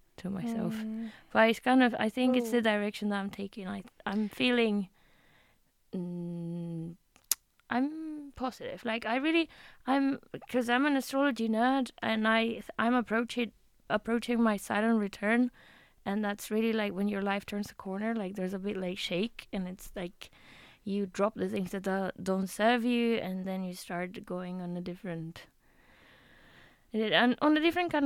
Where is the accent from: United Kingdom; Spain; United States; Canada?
Spain; moved away; I have a very detached relationship with my home country. it's like I'm so Spanish